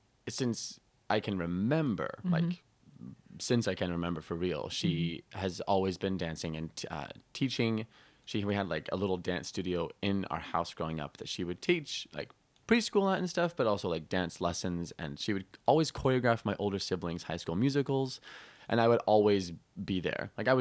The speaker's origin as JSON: {"language": "English", "region": "Utah", "country": "United States", "tie": "born or raised there", "also_born_or_lived": "Tucson, Arizona", "said": "And when I was about 9, 10, I moved to Utah."}